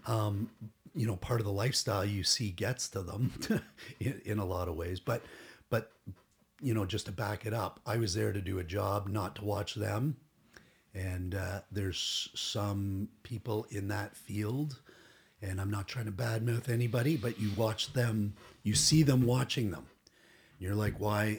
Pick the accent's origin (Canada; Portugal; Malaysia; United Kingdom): Canada; Toronto, Ontario; also born or lived in Durham; I grew up in Toronto